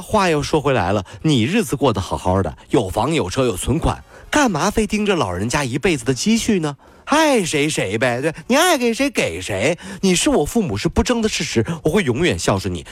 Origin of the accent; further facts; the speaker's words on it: Hangzhou, Zhejiang, China; 因为我们杭州人一直以来就在练习吃四川的拌面